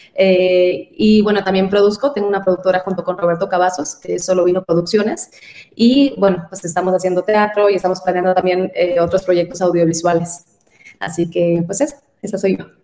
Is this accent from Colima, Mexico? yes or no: no; San Luis Río Colorado, Sonora, Mexico; now in Mexico City, Mexico; Soy de Sonora y eh, justo de, una ciudad pequeña de frontera, San Luis Río Colorado, Sonora